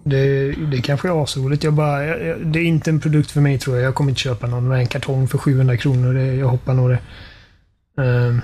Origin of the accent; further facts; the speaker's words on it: Sweden; vi är svenskar